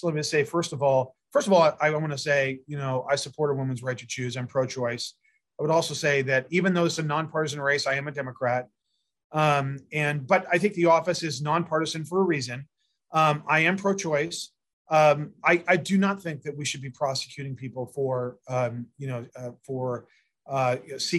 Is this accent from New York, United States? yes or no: no; Yelm, Washington, United States; now in Federal Way, United States; I grew up in Yelm, Washington